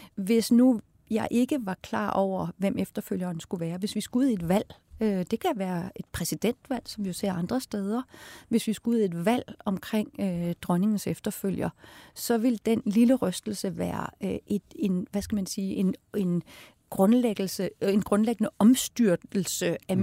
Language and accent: Danish; Denmark